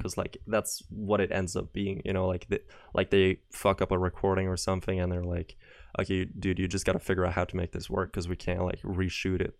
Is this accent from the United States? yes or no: no; Norway; I'm not from America, I'm from, from Norway.